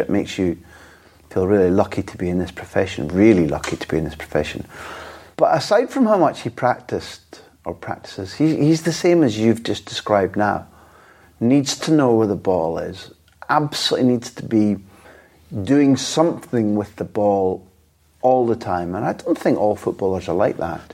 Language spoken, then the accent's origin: English; Scot, Scotland, United Kingdom; as a Scot